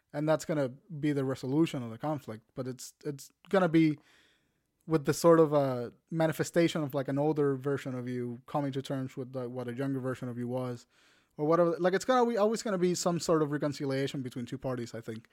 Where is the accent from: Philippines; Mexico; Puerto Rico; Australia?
Puerto Rico; I'm Puerto Rican